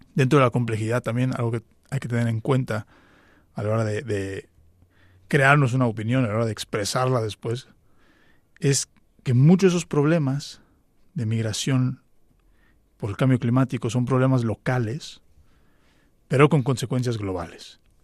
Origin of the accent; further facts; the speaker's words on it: Mexico; En México en concreto, de donde yo soy